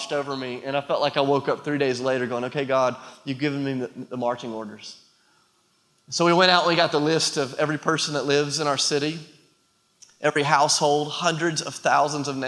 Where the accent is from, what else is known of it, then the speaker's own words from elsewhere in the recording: United States; also born or lived in Nashville, Tennessee; I'm an American